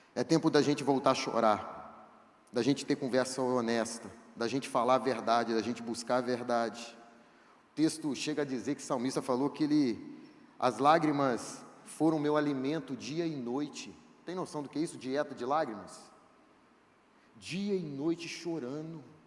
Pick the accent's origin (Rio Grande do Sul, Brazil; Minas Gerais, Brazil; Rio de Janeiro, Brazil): Rio de Janeiro, Brazil; Itaperuna; Eu sou de Itaperuna